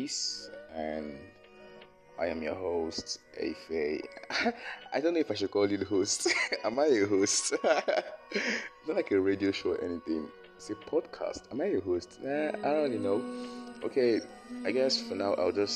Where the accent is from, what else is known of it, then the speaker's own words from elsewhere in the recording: Delta, Nigeria; I'm from Delta State. My mom's from Ondo, so I'm partly Yoruba